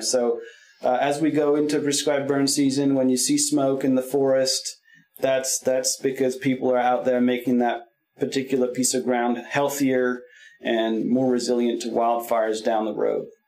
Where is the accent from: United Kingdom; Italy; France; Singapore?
France; also born or lived in California / Willamette Valley, Oregon; now in Oregon, United States; I grew up in France